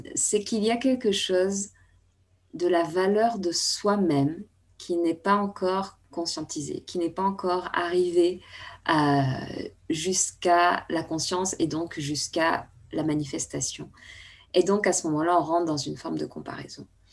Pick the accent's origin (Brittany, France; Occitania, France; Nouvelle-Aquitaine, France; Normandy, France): Nouvelle-Aquitaine, France; Bordeaux; now in Paris, France; ma ville natale, à Bordeaux